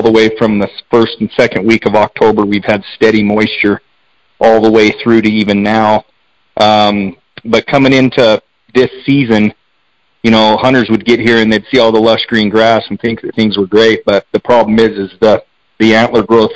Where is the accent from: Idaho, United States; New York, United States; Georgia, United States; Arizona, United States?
Arizona, United States; Eagar; Born and raised in Eager. Still live in Eager at this time